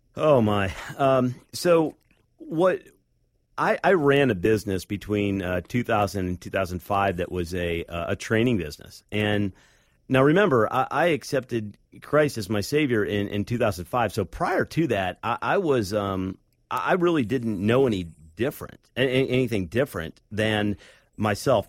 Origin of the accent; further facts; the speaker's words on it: Akron, Cleveland area, Northeast Ohio, United States; I grew up in Northeast Ohio, up in the, uh, Akron, Cleveland area